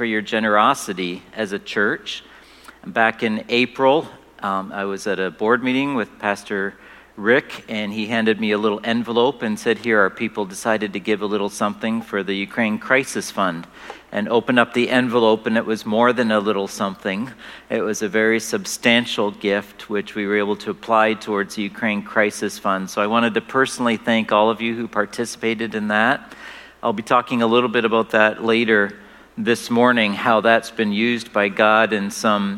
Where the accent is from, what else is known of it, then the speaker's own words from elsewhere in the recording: Canada; moved away as an adult; We are originally from Canada, and now we're back here